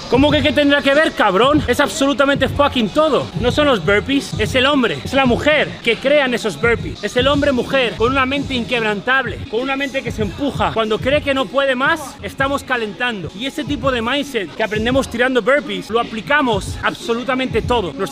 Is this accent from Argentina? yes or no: no; Colombia; moved away as an adult; now in United States; soy un colombiano. Llegué hace cuatro años